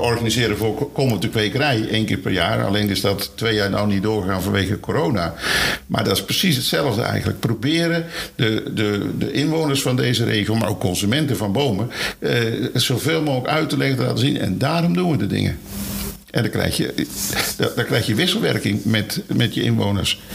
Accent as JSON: {"language": "Dutch", "town": "Maastricht", "region": "Limburg", "country": "Netherlands", "moved": "yes", "said": "Ik kom zelf uit Maastricht, dus ik kom niet hier vandaan."}